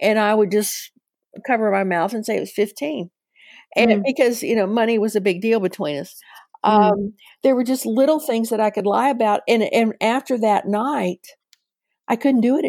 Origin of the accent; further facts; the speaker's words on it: Arlington, Virginia, United States; moved away as an adult; now in Chattanooga, United States; I was raised in Arlington, Virginia.